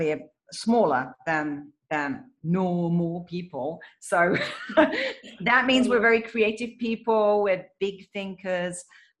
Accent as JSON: {"language": "English", "region": "England", "country": "United Kingdom", "moved": "yes", "said": "I am originally from England"}